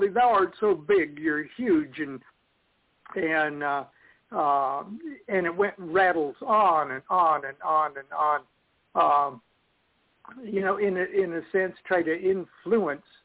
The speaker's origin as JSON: {"language": "English", "region": "Nebraska", "country": "United States", "tie": "born or raised there", "moved": "yes", "said": "when I was a kid, I was raised in Nebraska"}